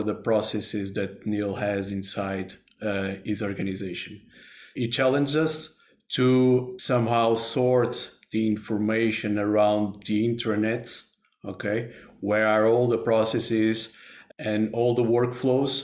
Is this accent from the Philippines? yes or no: no; Porto, Norte, Portugal; I'm from Porto, Portugal